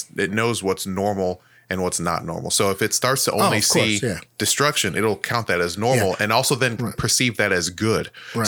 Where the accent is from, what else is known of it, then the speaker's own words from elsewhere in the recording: Nigeria; In my opinion, it's the pride for being Nigerian to the point where we're kind of like the assholes of Africa